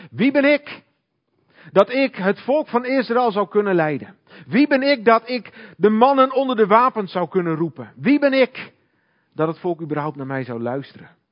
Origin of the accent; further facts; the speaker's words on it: Hoogezand, Groningen, Netherlands; Ik kom uit Hoge Zand